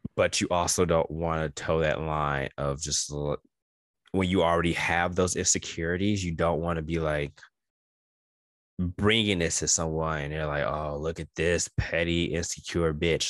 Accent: New York, United States; I am New Yorker all day

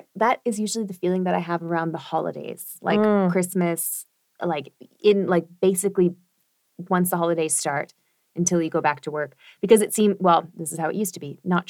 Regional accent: Canada; now in Berlin, Germany; I keep getting told this, that I'm a really terrible Canadian

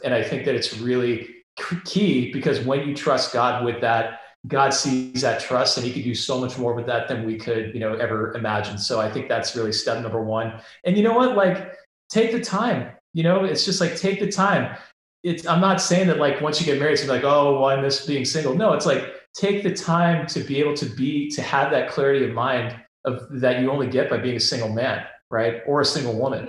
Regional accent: Bay Area, California, United States; moved away as an adult; born and raised in the Bay Area

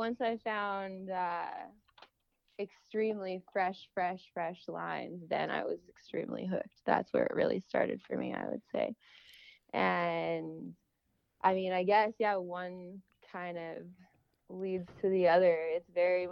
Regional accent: Calgary, Alberta, Canada; I'm originally from Calgary, and I started skiing a little

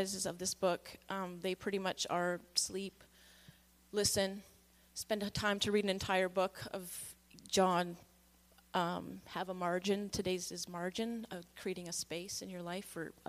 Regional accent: Victoria, British Columbia, Canada; I grew up in Victoria, mostly

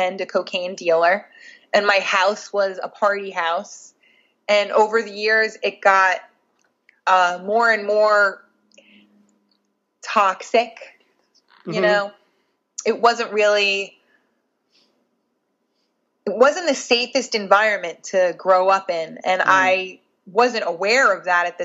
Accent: Nyack, New York, United States; I came from Nyack, New York, in Rockland County, outside of New York City. It is very close to the city, but mentally and culturally light years away. I grew up. The Nyack I grew up

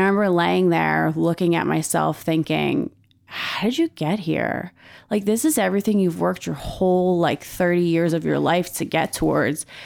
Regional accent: Philadelphia, Pennsylvania, United States; I am an East Coast girl. I grew up in Philadelphia

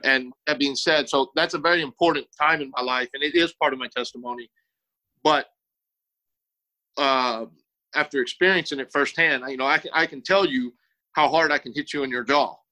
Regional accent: South Texas, United States; moved away as an adult; now in Ohio, United States; I grew up in South Texas

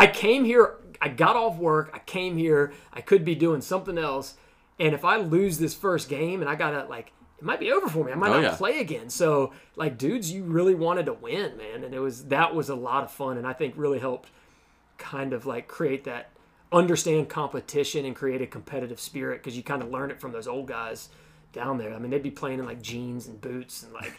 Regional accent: United States; I live right down the street. Like, you know, so Old Town is probably definitely my spot. I grew up in Lake Daniel, so when it comes to that park down there, probably holds most of my memories.

